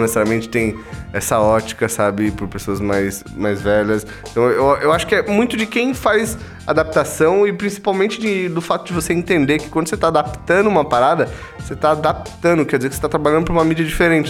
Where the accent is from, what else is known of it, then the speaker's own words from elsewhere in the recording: Brazil; Sou brasileiro, nasci no Brasil, eu nasci o quê? Ouvindo falar do Saci Pererê, tipo, das lendas indígenas aqui no Brasil